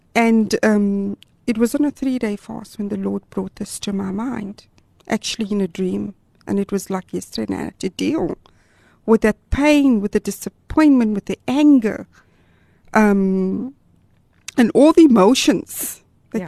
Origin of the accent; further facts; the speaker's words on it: Gauteng, South Africa; moved away as an adult; also born or lived in Durban, KwaZulu-Natal / Amanzimtoti; now in Cape Town, South Africa; I was born in Gauteng but um, we're actually in our third province now